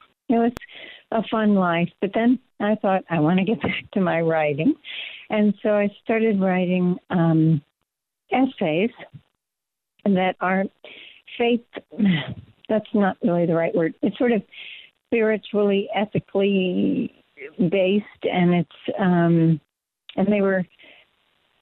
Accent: Louisville, Kentucky, United States; moved away as an adult; also born or lived in New York / Bucks County, Pennsylvania; now in Pennsylvania, United States; I was born in Louisville, Kentucky, outside of the city

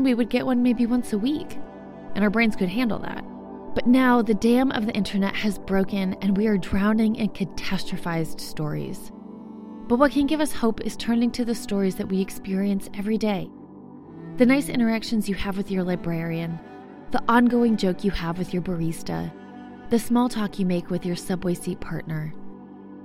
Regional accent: New York, United States; I was from New York

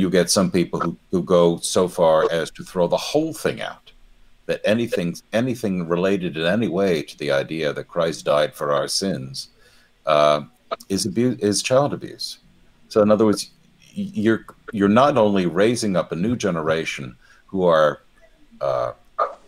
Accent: United States; we're American prudes grown up in the culture of wholesomeness and apple pie

